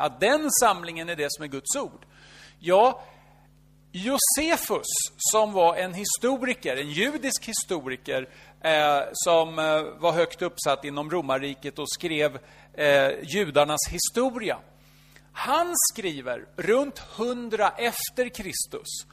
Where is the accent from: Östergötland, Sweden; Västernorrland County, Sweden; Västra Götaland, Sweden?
Östergötland, Sweden; Norrköping; Fast jag är ingen stockholmare. Jag är född i Norrköping